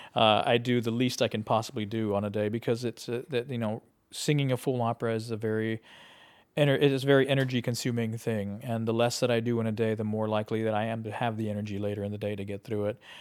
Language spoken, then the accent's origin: English; South Texas, United States; moved away as an adult; also born or lived in Laredo, Texas / San Antonio, Texas / Chicago; I was from South Texas. I was born in Laredo, and I lived in San Antonio